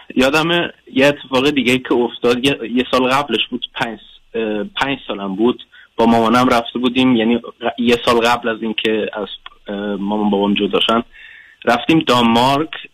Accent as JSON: {"language": "Persian", "country": "Germany", "tie": "born or raised there", "said": "فارسیم صد درصد نیست من آلمان به دنیا اومدم"}